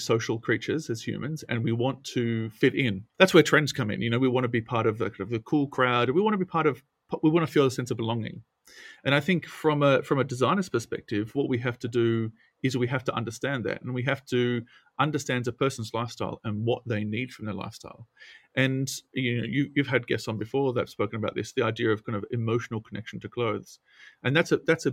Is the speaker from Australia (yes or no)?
yes; Australia; I come from a country town in Australia, as you can tell from my accent.